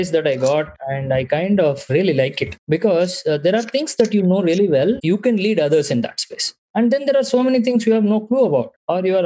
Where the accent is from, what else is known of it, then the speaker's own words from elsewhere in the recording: Bangalore, Karnataka, India; I was born and raised in Bangalore